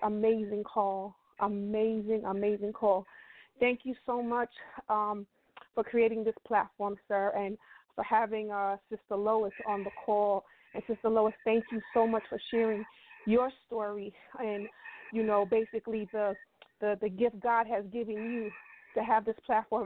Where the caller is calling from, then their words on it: New York City, New York, United States; I'm calling from Brooklyn, New York.